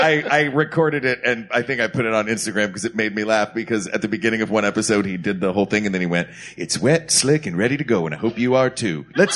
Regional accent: Knoxville, Tennessee, United States; And that is also from my hometown of Knoxville, Tennessee.

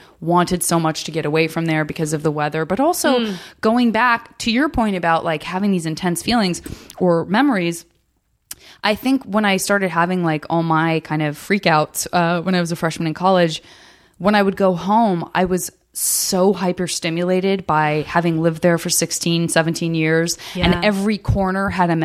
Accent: Tucson, Arizona, United States; moved away as an adult; also born or lived in Flagstaff, Arizona; I grew up in the Sonoran Desert

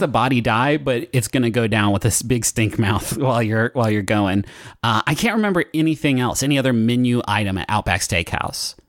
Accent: Huntington, United States; moved away; when I was growing up in Huntington, we did not have good restaurants

